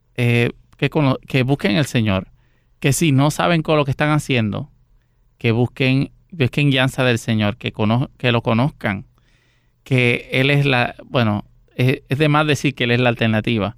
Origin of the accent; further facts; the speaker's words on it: San José de Ocoa, Dominican Republic; now in Puerto Rico; Yo nací en San José de Ocoa, en República Dominicana